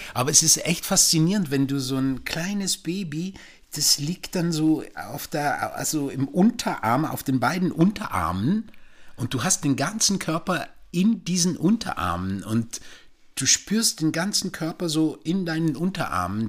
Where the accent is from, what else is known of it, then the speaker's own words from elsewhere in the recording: Switzerland; now in Germany; ich bin ja in der Schweiz aufgewachsen